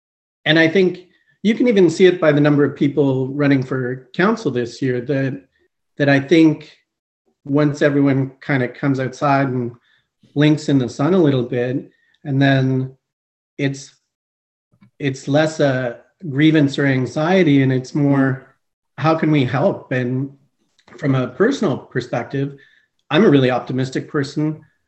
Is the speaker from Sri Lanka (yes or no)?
no; Montreal, Quebec, Canada; also born or lived in Eastern Canada; So I am originally from Montreal, Quebec. I grew up Eastern Canada largely, and then our family settled around the GTA.